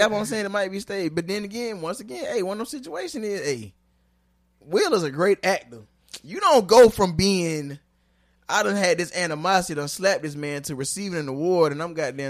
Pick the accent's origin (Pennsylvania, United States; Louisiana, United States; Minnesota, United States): Pennsylvania, United States; Philadelphia; Ciroc, I'm from Philadelphia.